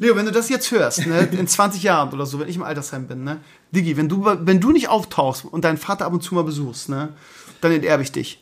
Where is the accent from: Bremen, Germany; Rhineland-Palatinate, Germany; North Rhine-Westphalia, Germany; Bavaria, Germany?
Bremen, Germany; als Bremer, weil wir Bremer sind ja sehr bodenständig